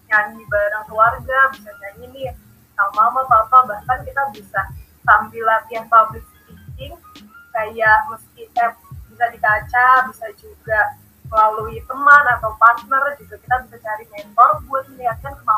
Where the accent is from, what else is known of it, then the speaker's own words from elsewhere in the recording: Bekasi, West Java, Indonesia; Aku dari Bekasi nih asalnya